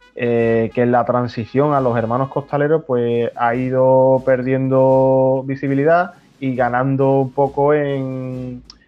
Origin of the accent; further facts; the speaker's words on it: Chiclana de la Frontera, Andalusia, Spain; mi pueblo de Chicana